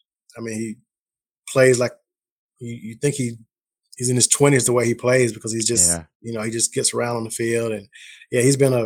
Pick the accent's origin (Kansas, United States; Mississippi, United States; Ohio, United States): Mississippi, United States; I mean, I'm from Mississippi, so I've known DeMario since high school